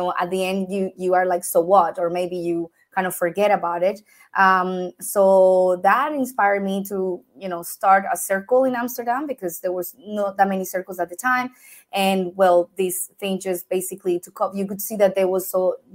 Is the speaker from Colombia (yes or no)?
yes; Colombia; moved away as an adult; now in Europe; I have been living now in Europe for about 15 years, but I am originally from Colombia